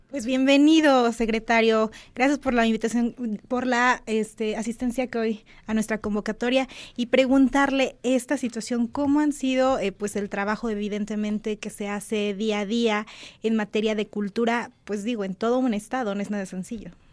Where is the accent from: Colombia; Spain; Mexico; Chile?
Mexico; Puebla; nosotros también como poblanos conozcamos nuestra propia cultura